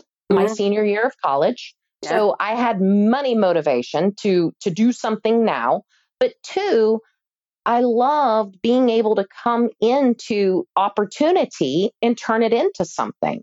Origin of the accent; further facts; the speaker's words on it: Louisville, Kentucky, United States; when I was growing up in Louisville, Kentucky, which is highly metro and the largest city in Kentucky